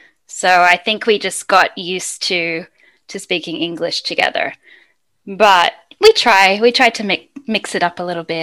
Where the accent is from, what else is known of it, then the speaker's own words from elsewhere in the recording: Sydney, New South Wales, Australia; moved away as an adult; now in Madrid, Spain; I'm from Sydney, Australia.